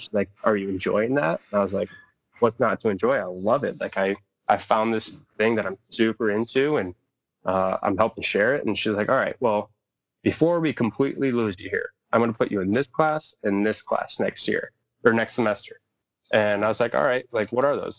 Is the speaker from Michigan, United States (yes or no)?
yes; Southwest Michigan, United States; also born or lived in Upper Peninsula, Michigan; I'm from Southwest Michigan area. Uh, grew up around there